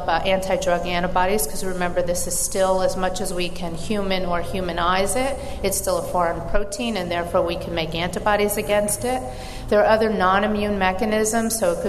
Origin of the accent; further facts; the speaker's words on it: New York, United States; I'm from New York and have an accent